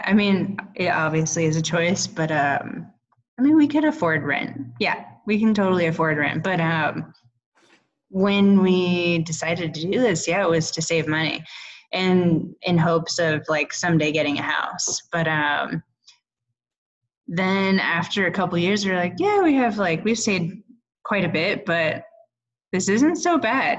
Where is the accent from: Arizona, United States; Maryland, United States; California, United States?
California, United States; now in Boulder, United States; every summer I'd go home because I'm from California